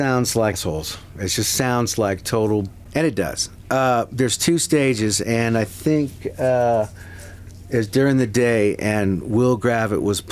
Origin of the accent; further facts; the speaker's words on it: Fredericksburg, Virginia, United States; I'm from Fredericksburg, which is 50, 60 miles south of D.C.